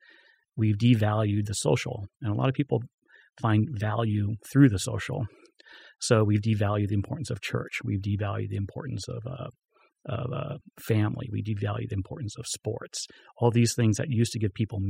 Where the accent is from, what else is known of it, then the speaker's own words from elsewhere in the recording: Florida, United States; moved away; when I was a kid, we had an orange juice factory in our town. I'm from Florida.